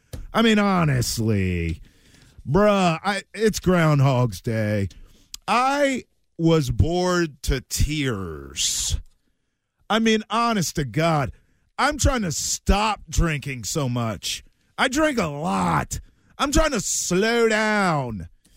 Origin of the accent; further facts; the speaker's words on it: Maryland, United States; And I'm from Maryland. We got good wings. We bathe them in Old Bay down there.